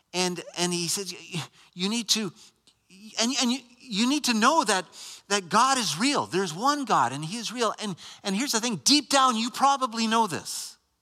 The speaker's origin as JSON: {"language": "English", "country": "Canada", "said": "I'm not American. Canadian."}